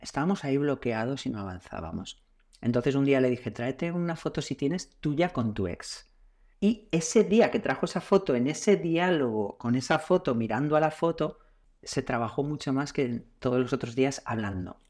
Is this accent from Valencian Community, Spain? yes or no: yes; Castellón de la Plana, Valencian Community, Spain; now in Valencia, Spain; vivo en Valencia, nací en Castellón